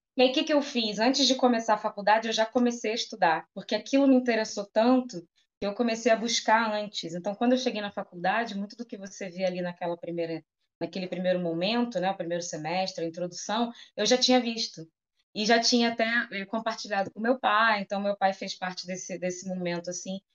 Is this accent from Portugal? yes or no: no; Rio de Janeiro, Brazil; Sou daqui de Campo Grande, zona oeste do Rio de Janeiro, né? Nasci aqui, vivo aqui